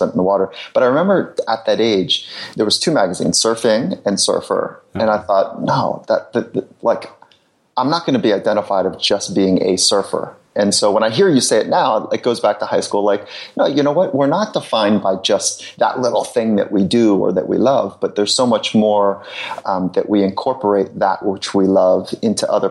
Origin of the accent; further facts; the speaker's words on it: Southern California, United States; I grew up in Southern California, so surfing was the group that I spent most of my time with.